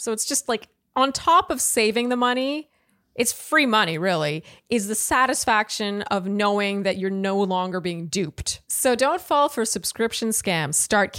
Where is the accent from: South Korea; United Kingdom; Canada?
Canada; Montreal, Quebec; now in San Francisco, United States; I'm a 31-year-old single female living in San Francisco, but I'm from Montreal, Canada.